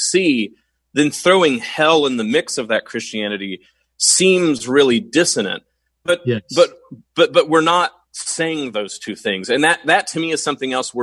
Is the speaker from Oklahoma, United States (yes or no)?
yes; Oklahoma, United States; I'm from Oklahoma.